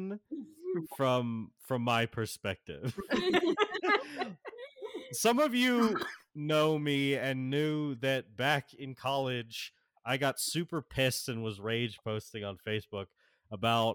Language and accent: English; Florida, United States; I grew up in Florida